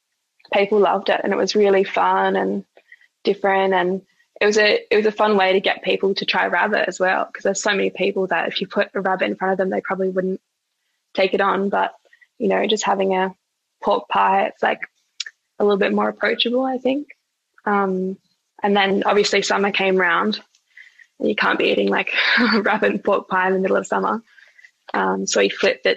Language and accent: English; Australia; someone who's been born and raised in Australia.